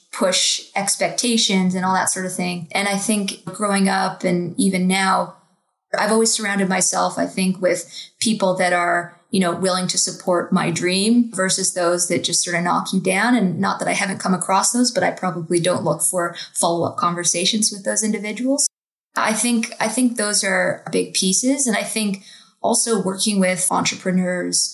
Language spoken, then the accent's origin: English; Toronto, Ontario, Canada; Growing up in Toronto